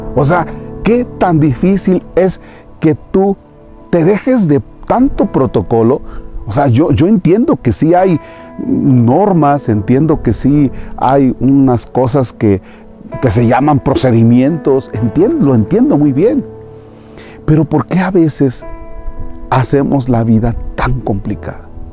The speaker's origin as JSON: {"language": "Spanish", "country": "Mexico", "said": "nuestro México. Pero somos muy guadalupanos"}